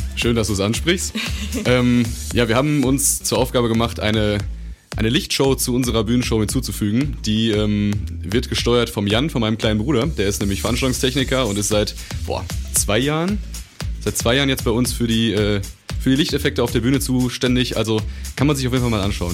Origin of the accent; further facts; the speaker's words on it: Dinslaken, North Rhine-Westphalia, Germany; wir kommen aus Dienstlagen